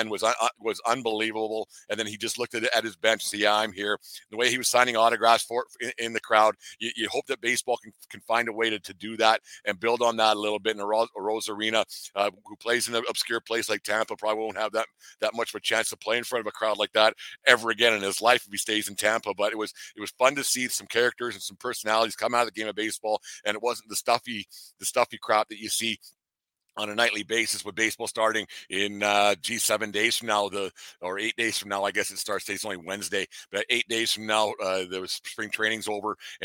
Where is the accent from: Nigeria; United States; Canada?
Canada; I'm a Canadian